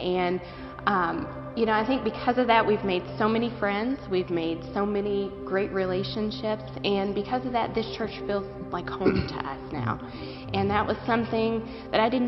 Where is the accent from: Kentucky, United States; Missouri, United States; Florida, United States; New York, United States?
Kentucky, United States; western; now in Northern Kentucky, United States; we're not from Northern Kentucky originally. We're from the western part of the state.